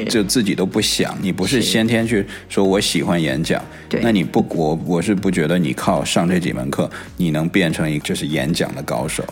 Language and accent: Chinese; China; now in Silicon Valley, United States; 我小的时候在， 在中国的时候，我暑假都在做暑假作业